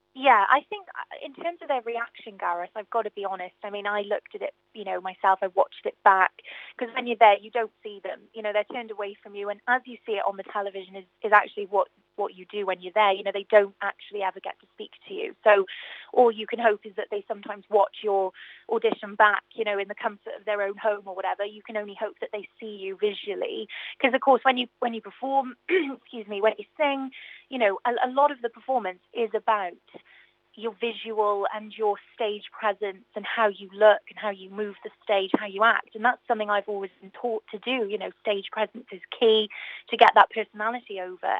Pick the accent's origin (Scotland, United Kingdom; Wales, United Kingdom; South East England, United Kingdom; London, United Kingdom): Wales, United Kingdom; Newport; my hometown theatre I've never actually sang